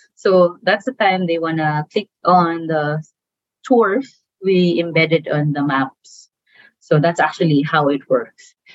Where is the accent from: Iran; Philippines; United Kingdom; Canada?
Philippines; as a Filipina